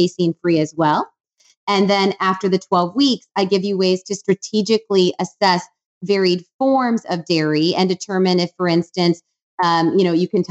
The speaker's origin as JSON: {"language": "English", "region": "Wisconsin", "country": "United States", "moved": "yes", "lives_now": "Austin, United States", "said": "I'm from Wisconsin"}